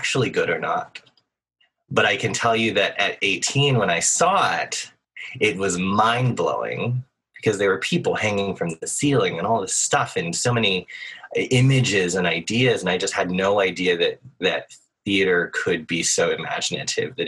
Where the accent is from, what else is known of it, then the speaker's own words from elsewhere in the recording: Nashville, Tennessee, United States; I grew up in Nashville, Tennessee